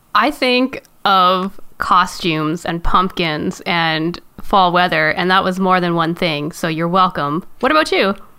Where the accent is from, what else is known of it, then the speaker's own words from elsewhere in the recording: Canada; I am Canadian, so we had to take French